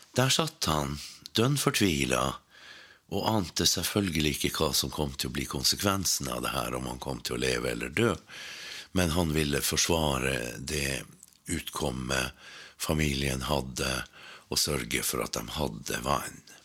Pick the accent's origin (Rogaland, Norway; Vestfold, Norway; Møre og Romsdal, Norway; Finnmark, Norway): Finnmark, Norway; Sør-Varanger; hjemme i Sør-Varanger